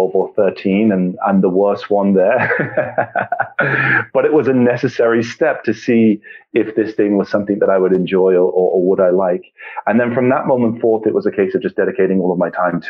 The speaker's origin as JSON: {"language": "English", "region": "England", "country": "United Kingdom", "tie": "born or raised there", "said": "I, as I said, was born and raised in England"}